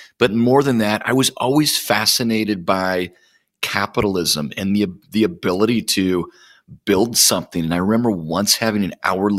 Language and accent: English; Plymouth, Minnesota, United States; grew up all over the place, but my most formative years were in the Midwest. Grew up in a small town in Minnesota called Plymouth.